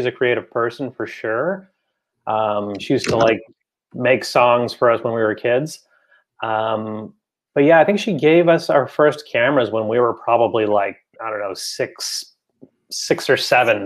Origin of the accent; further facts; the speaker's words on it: Toronto, Ontario, Canada; also born or lived in Oakland, California, United States / San Diego, California, United States; I was born in Oakland, raised more or less in San Diego for a big chunk of my childhood until we came up here.